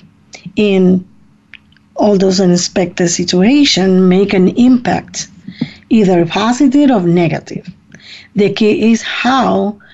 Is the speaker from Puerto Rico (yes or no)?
yes; Puerto Rico; now in Ohio, United States; I come from Puerto Rico. I was born in Puerto Rico, and I came to the United States in 1973.